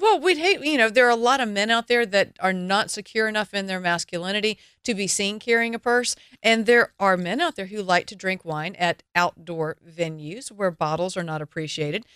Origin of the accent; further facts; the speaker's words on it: the South, United States; I am from the South.